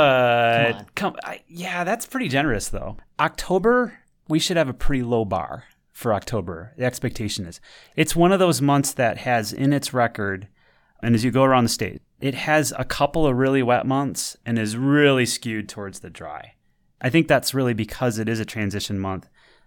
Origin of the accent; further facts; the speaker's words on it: Michigan, United States; accent: Midwestern; I'm from Michigan. So, you know, my Midwestern pronunciations are in full effect right here.